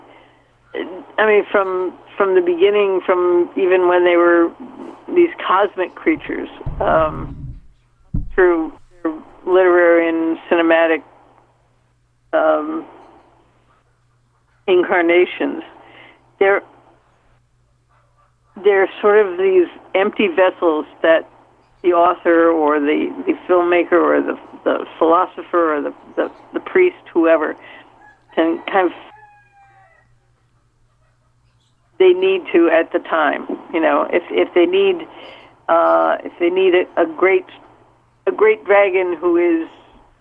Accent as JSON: {"language": "English", "region": "Minnesota", "country": "United States", "tie": "born or raised there", "said": "I grew up in Minnesota"}